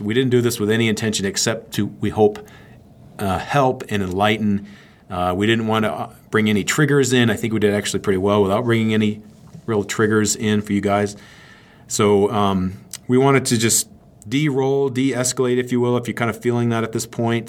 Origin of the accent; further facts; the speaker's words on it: Maine, United States; I'm from Maine